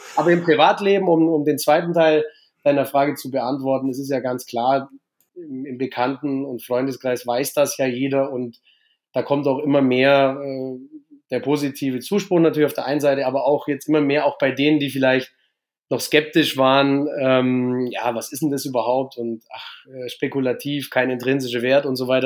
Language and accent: German; Augsburg, Bavaria, Germany; Ich komme aus Bayern, aus Augsburg